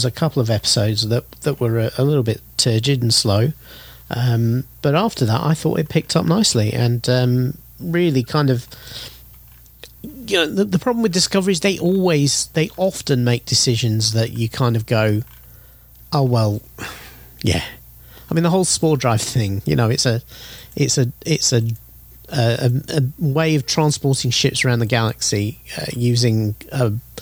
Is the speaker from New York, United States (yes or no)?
no; Florida, United States; growing up in Florida, a lot of the time during my formative years